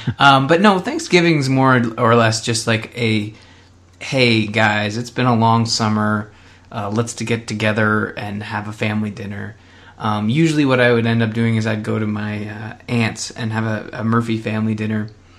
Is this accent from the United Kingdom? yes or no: no; Canada; Canadians just usually give thanks because we're nice people.